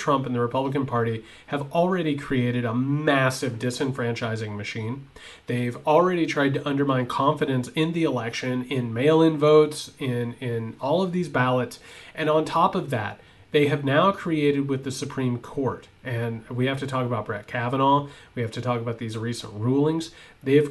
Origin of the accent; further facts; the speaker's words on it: Indiana, United States; I'm from Indiana